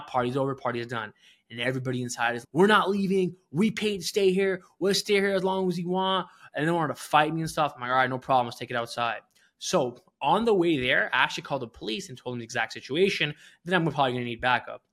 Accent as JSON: {"language": "English", "country": "Canada", "also_born_or_lived": "Philadelphia / Detroit", "moved": "as an adult", "said": "I'm not an American citizen, I'm a Canadian"}